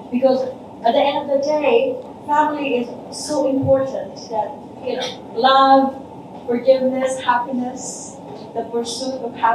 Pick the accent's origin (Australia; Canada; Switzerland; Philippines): Philippines; now in United States; Raising two girls in America, I tried to infuse the Filipino culture